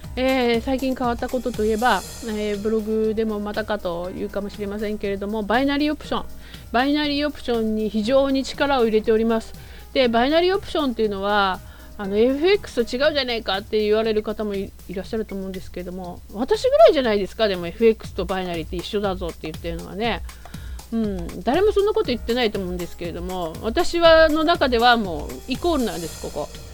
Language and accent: Japanese; Kumagaya, Saitama, Japan; moved away; もともと私は埼玉出身なんですけれども